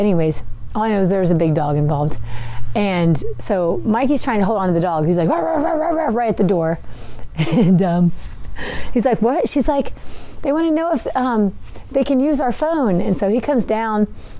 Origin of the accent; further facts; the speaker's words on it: West Tennessee, United States; we're from West Tennessee.